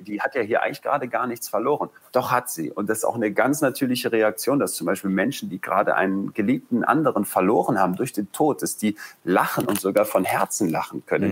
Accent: Germany; bei uns in Deutschland

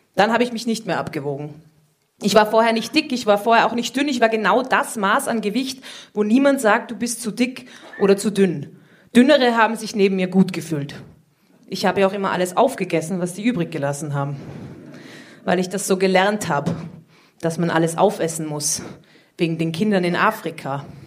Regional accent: Austria; Ich komme aus Österreich

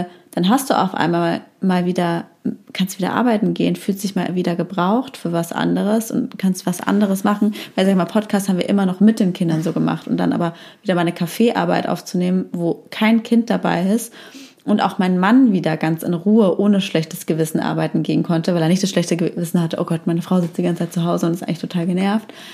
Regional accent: Heidelberg, Baden-Württemberg, Germany; moved away; in meine Heimatstadt Heidelberg

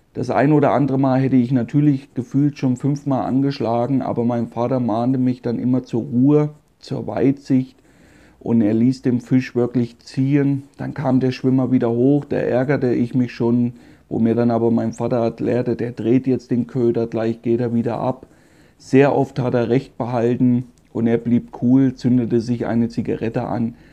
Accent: Meiningen, Thuringia, Germany; Da wurde ich geboren in Meiningen. Das ist eine kleine Stadt in Südthüringen

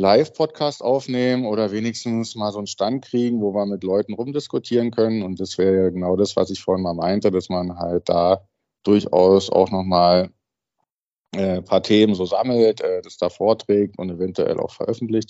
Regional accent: Berlin, Germany; weil ich aus Berlin bin

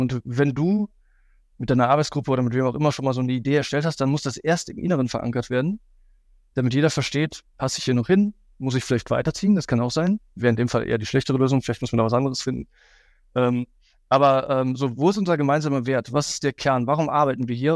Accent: Cologne, North Rhine-Westphalia, Germany; für mich als Kölner

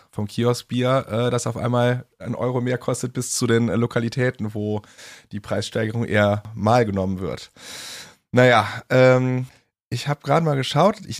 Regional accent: Cologne, North Rhine-Westphalia, Germany; und das sage ich als Kölner

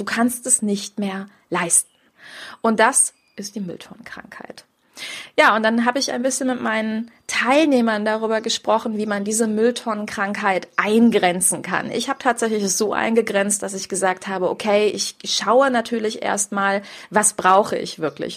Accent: Grevenbroich, North Rhine-Westphalia, Germany; moved away; ich komme aus Grevenbruch, aus diesem Ursprungsort

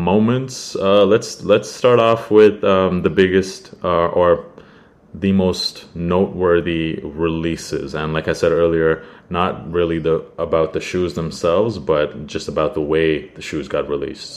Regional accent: Canada; I am not American and we don't have that in Canada.

